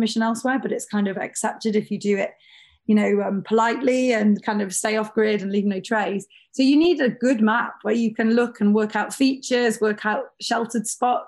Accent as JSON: {"language": "English", "region": "North Wales", "country": "United Kingdom", "tie": "born or raised there", "said": "I grew up in North Wales in the UK"}